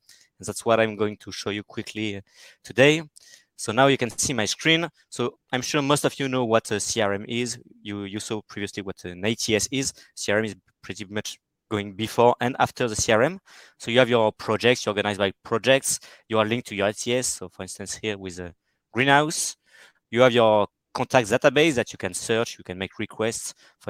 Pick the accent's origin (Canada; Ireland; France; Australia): France; accent: French; English is a second language; France. Perfect. You can hear it from my accent.